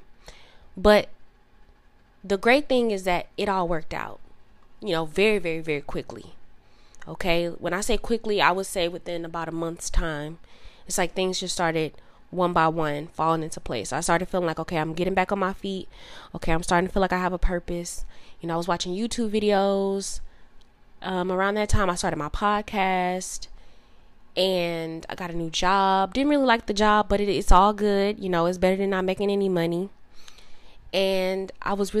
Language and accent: English; Southern Illinois, United States; moved away as an adult; also born or lived in Dallas area, Texas; now in Dallas, United States; I moved from my hometown, which is in Illinois, Southern Illinois specifically, and then I ended up moving to Texas, like the Dallas area